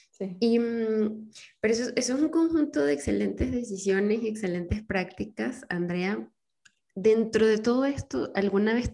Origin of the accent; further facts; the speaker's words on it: Venezuela; now in Mexico; O sea, yo me vine de Venezuela a México hace cuatro años y me acuerdo que cuando me subí al avión me pasó de todo, me mareé, casi vomito